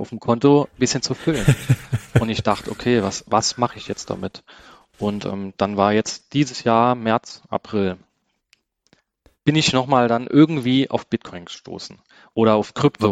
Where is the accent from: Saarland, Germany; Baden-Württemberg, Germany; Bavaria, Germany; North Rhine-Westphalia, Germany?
Saarland, Germany; ich komme aus dem Saarland